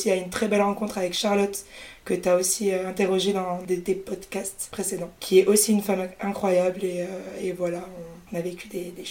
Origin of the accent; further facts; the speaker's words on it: Toulouse, Occitania, France; moved away as an adult; bah moi je suis née à Toulouse où j'ai grandi euh, jusqu'au lycée.